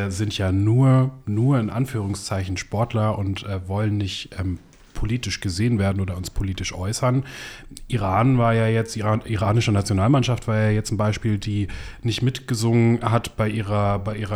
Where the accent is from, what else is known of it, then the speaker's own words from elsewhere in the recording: Northern Germany, Germany; Nee, ich komme aus Norddeutschland, da sagt man das so.